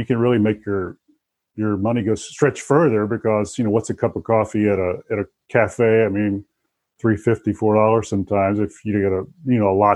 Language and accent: English; the South, United States; moved away as an adult; I grew up in the South